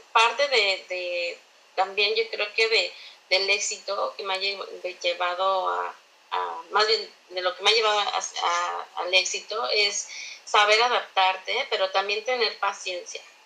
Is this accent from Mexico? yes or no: yes; Mexico; moved away as an adult; also born or lived in China; now in Canada; como mexicanos tenemos esta como adrenalina y se nos queman las habas